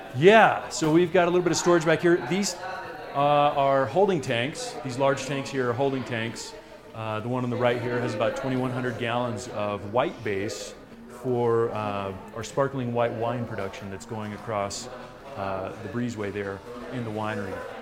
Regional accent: near Orlando, Central Florida, United States; also born or lived in Willamette Valley, Oregon; now in Colorado, United States; originally Florida

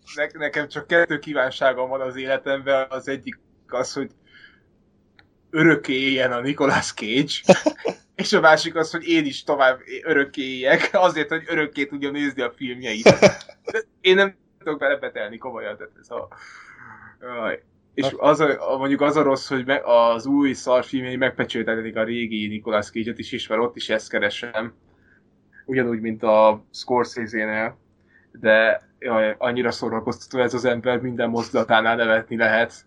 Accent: Hungary; moved away as an adult; now in Denmark; én is magyar vagyok, Dániában vagyok

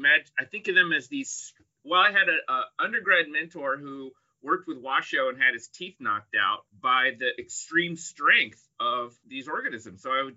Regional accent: Indianapolis, Indiana, United States; I'm from Indianapolis and I grew up on the Indianapolis Zoo

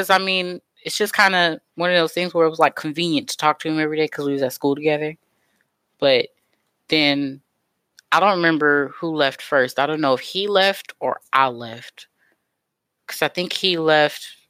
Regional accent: Kansas City, Missouri, United States; I am from Kansas City, home of the Chiefs

